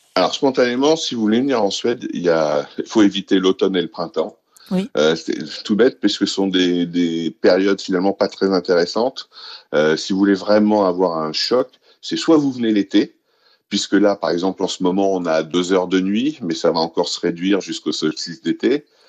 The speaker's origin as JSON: {"language": "French", "town": "Paris", "region": "Île-de-France", "country": "France", "tie": "born or raised there", "moved": "as an adult", "lives_now": "Stockholm, Sweden", "said": "C'est ma ville. J'y suis né, j'y ai grandi"}